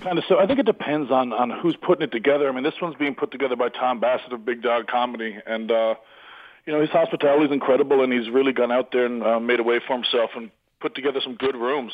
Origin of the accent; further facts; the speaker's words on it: Newfoundland and Labrador, Canada; accent: Newfoundlandish; now in Bangkok, Thailand; I'm from Newfoundland.